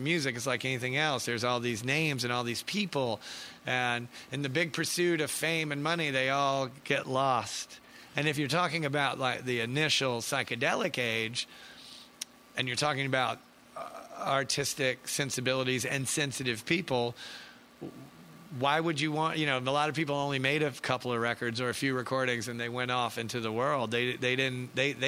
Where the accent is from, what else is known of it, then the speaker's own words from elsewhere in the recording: Atlanta, Georgia, United States; growing up in Atlanta, you go to Wax and Facts or Wux Tree